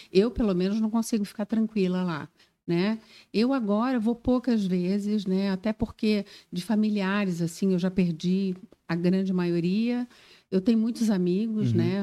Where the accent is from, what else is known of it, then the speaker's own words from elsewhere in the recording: Rio de Janeiro, Brazil; moved away as an adult; also born or lived in Florianópolis, Brazil; now in Joinville, Brazil; Eu sou carioca, sou do Rio de Janeiro